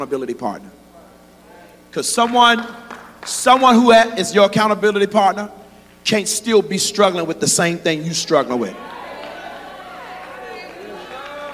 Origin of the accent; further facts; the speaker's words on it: Rocky Mount, North Carolina, United States; I grew up in the country, and I know what feeding pigs look like. Come on, Rocky Mount, North Carolina.